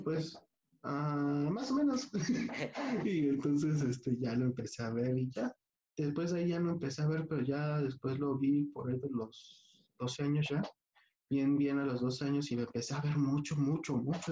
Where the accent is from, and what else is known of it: Mexico